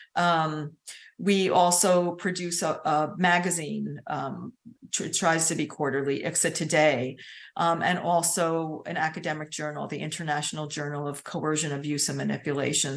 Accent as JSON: {"language": "English", "area": "Hudson Valley", "region": "New York", "country": "United States", "moved": "as an adult", "lives_now": "Savannah, United States", "said": "I'm from the Hudson Valley in New York. I just moved to Savannah two years ago."}